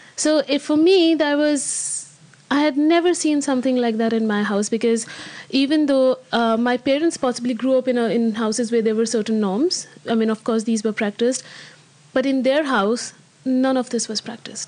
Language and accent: English; Alwar, Rajasthan, India; moved away as an adult; also born or lived in Amsterdam; I grew up in India. Uh, I come from a very small city in uh, from the state of Rajasthan. Uh, it's called Alwar.